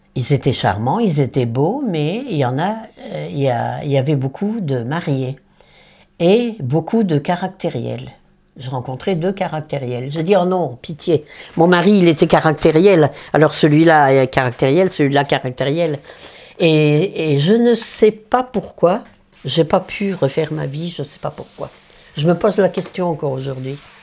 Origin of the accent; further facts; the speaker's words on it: Nord, Hauts-de-France, France; moved away; also born or lived in Paris; je suis nordiste du Nord